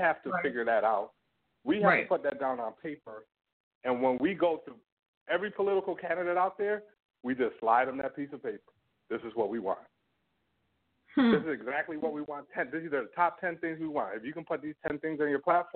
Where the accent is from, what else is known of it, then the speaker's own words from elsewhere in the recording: United States; moved away as an adult; I'm born in the U.S., right? I'm an American citizen